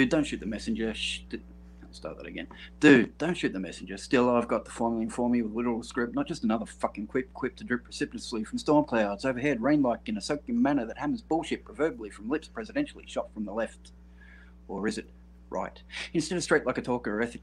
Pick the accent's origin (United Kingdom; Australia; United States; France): Australia; I'm from way down south. I'm in Australia